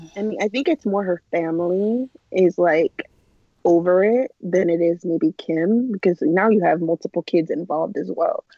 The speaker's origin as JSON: {"language": "English", "town": "Los Angeles", "region": "California", "country": "United States", "said": "I am from Southern California, um, like LA area"}